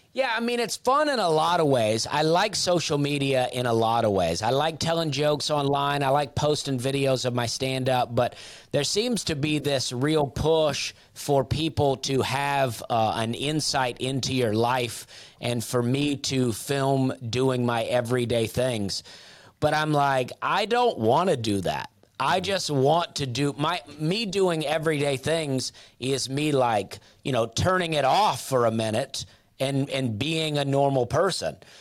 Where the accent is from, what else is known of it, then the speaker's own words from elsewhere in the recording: Opelika, Alabama, United States; moved away; I grew up in Opelika